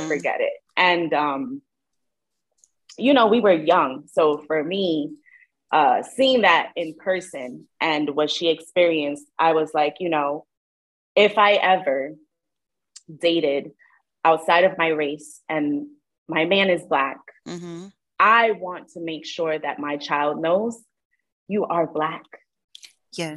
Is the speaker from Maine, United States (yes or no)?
no; New York City, New York, United States; I'm from the Bronx.